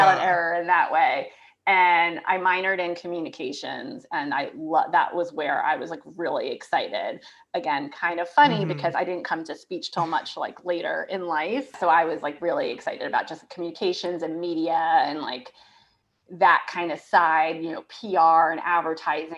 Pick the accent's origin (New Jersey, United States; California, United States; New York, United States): New York, United States; Yonkers; moved away as an adult; also born or lived in Boston; now in Raleigh, United States; I'm from Yonkers, New York, right outside New York City. So I grew up right outside New York City